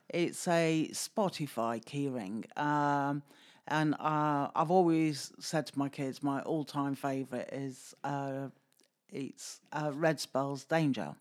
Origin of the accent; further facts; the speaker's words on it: Stoke-on-Trent, West Midlands, United Kingdom; moved away; originally I'm from Stoke